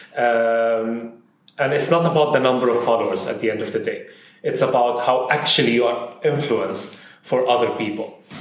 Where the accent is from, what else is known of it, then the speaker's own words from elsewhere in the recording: Saudi Arabia; also born or lived in Syria / Bahrain; now in United Arab Emirates; I'm originally from Syria, but I grew up in Saudi Arabia